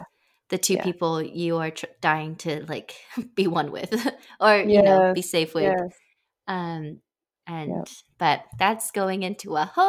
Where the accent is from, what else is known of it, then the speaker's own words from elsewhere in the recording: England, United Kingdom; I feel like that I'm English and Chinese. {S0} Yeah. {S1} Like in how I grew up, there was always that interplay.